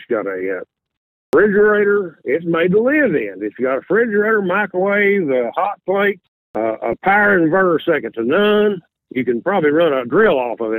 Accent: Somerset, Kentucky, United States; my hometown, Somerset, Kentucky

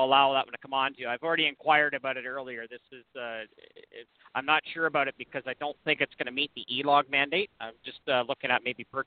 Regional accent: Canada; I'm a Canadian

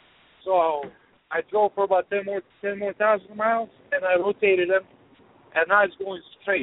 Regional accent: New York City, New York, United States; Yeah. I am from New York. It is New York.

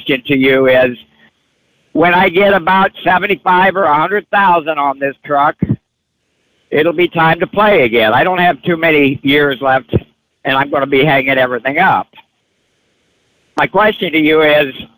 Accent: Peoria, Illinois, United States; I'm from Peoria

